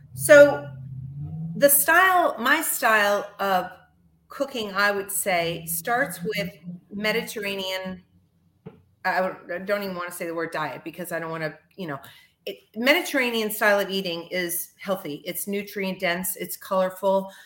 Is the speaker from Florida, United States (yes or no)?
yes; Miami Beach, Florida, United States; moved away as an adult; now in Northeast, United States; I'm born and raised in Miami Beach, Florida